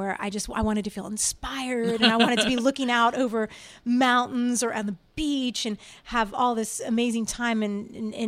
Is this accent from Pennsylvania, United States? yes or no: no; Washington, D.C. area, Virginia, United States; moved away as an adult; now in Nashville, United States; I grew up in the Washington, D.C. area, actually in Virginia